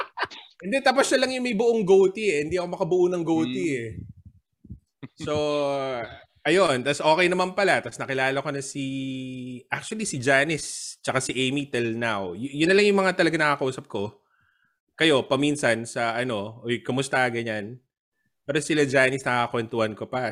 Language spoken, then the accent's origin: Tagalog; Philippines; also born or lived in Singapore; now in Australia; Pilipino kami